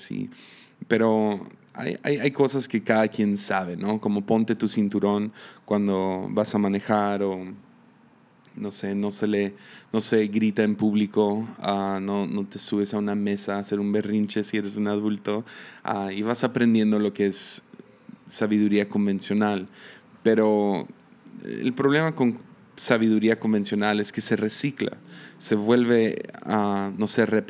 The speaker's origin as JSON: {"language": "Spanish", "country": "Mexico", "tie": "born or raised there", "also_born_or_lived": "United States", "said": "nací en Estados Unidos y a los tres meses de que nací me vine a México. Entonces me crié en México"}